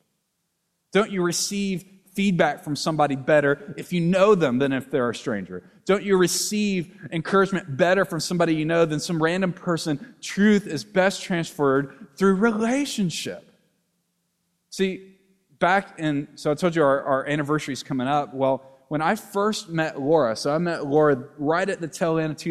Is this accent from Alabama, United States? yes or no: yes; Alabama and Mississippi, United States; moved away; I grew up in Alabama and Mississippi